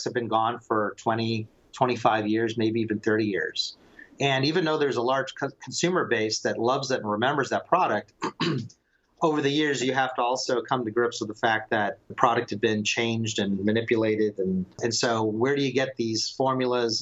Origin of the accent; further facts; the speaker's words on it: Palm Springs, California, United States; I grew up in Palm Springs, California. My family moved there from New York in 1965, and I was born a couple years later.